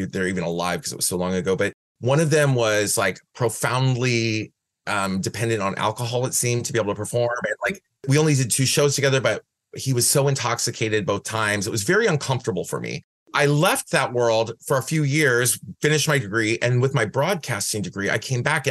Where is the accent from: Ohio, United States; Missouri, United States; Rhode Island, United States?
Ohio, United States; Van Wert; moved away as an adult; also born or lived in Cleveland, Ohio; now in San Francisco, United States; I was born in Van Wert, Ohio